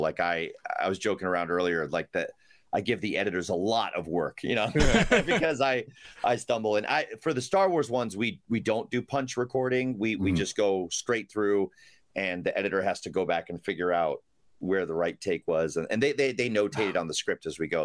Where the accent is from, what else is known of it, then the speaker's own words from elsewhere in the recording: Rochester, New York, United States; also born or lived in Chelsea, New York City; now in New York City, United States; I originally from Rochester, New York